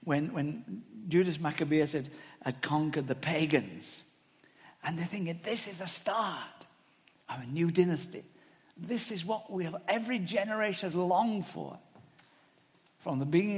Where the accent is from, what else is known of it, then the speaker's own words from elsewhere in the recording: England, United Kingdom; speaking as Englishman